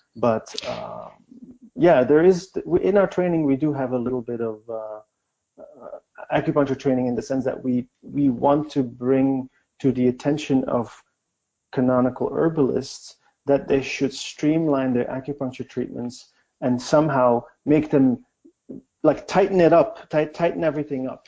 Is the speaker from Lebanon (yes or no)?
no; Belgium; moved away as an adult; also born or lived in China; I'm from Belgium, and we grow up learning a lot of languages